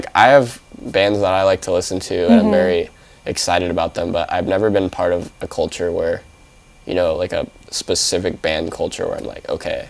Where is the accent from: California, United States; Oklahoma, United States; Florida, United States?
California, United States; San Diego; now in Hawaii, United States; I'm from San Diego, and we have a very diverse culture of, like, you know, Filipino.